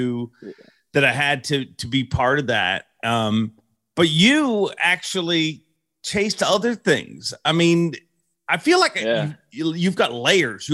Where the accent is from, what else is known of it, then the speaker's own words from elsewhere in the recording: Port Perry, Ontario, Canada; why did they hire some dude from Port Perry?